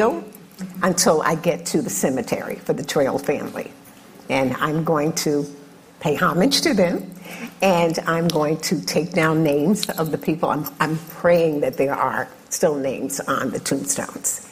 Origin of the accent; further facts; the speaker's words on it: Virginia, United States; I'm from Virginia